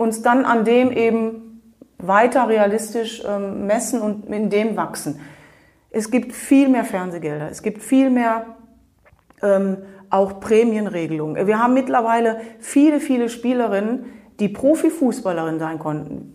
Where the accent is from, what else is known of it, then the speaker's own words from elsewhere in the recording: Germany; moved away as an adult; also born or lived in Switzerland; ich bin Deutsche